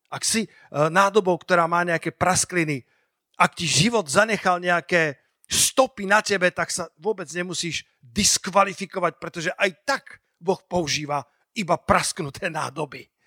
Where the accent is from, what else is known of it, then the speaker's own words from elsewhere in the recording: Slovakia; ako malý Slovák